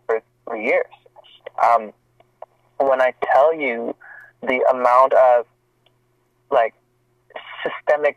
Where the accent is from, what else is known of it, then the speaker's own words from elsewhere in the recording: Montreal, Quebec, Canada; moved away as an adult; now in Toronto, Canada; I'm born and raised in Montreal, Quebec